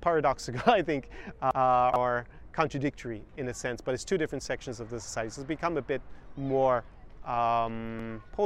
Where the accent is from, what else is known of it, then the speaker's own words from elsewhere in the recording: Ireland; now in Odessa, Ukraine; I grew up in Ireland